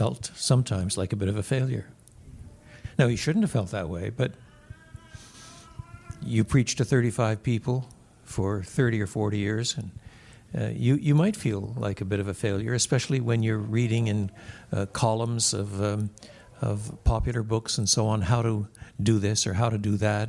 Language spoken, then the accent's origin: English; Quebec, Canada; I was brought up in the French-speaking world